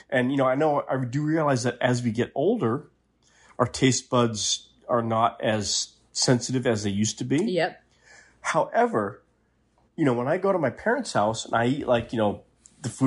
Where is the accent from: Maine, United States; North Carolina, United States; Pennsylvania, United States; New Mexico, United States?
Maine, United States; moved away; I'm from Maine originally. It doesn't take much for the accent to come